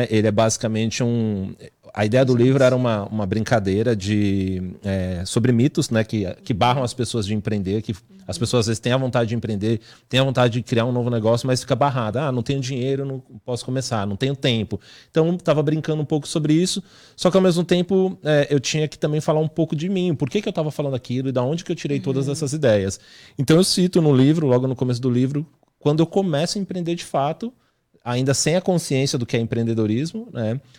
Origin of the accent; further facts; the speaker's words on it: São Paulo, Brazil; eu, na, realidade cresci, eu nasci na Zona Sul de São Paulo, mas é, até pela profissão do meu pai, a gente foi muito nômade, né? Mudava muito na cidade.